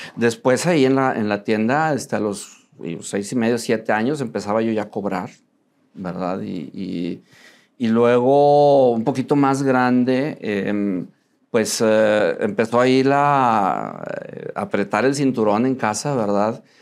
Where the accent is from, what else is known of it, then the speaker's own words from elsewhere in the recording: Monterrey, Nuevo León, Mexico; soy Regio, eh, nací aquí en Monterrey